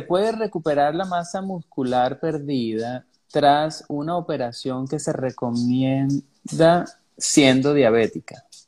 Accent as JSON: {"language": "Spanish", "country": "Venezuela", "said": "los venezolanos"}